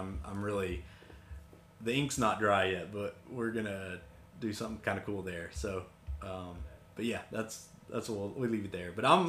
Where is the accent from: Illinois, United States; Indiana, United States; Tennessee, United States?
Tennessee, United States; Kingsport; Like I said, I grew up not too far from here. I was born in Tennessee and in the Tri-Cities, Kingsport, and happy to be back here and get to work here.